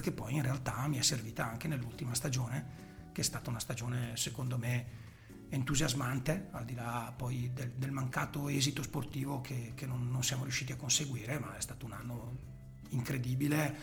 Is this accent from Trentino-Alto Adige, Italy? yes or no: no; Chiari, Lombardy, Italy; la squadra del mio paese dove io appunto militavo